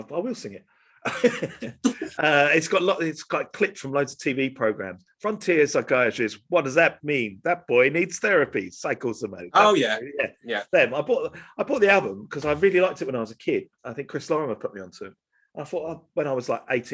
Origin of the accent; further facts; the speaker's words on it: Welwyn Garden City and Hatfield, East of England, United Kingdom; us two born and bred in Wellington City and Hatfield